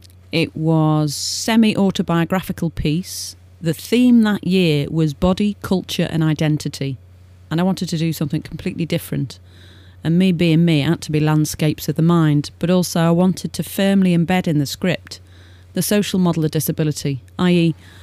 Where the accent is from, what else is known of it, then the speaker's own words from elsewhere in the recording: Birkenhead, North West England, United Kingdom; I am from Liverpool. Well, actually, to be fair, I'm not from Liverpool city centre. I'm from the one-eyed city. I was born in Birkenhead.